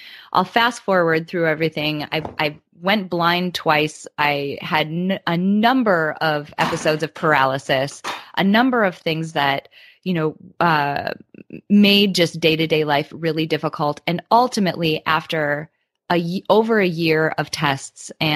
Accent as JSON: {"language": "English", "region": "Midwest", "country": "United States", "tie": "born or raised there", "said": "I grew up in the Midwest in the United States"}